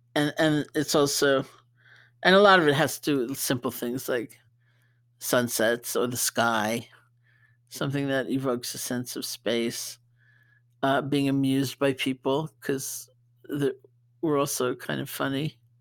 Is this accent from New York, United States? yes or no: yes; New York, United States; being a New Yorker